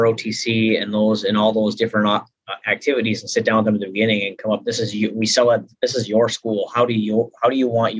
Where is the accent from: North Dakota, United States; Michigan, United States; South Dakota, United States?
North Dakota, United States; I switched to fifth grade for 3 years back in my hometown